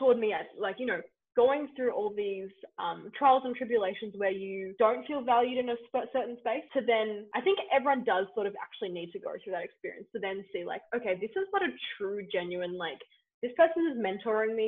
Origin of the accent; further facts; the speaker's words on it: Australia; as Australian volunteers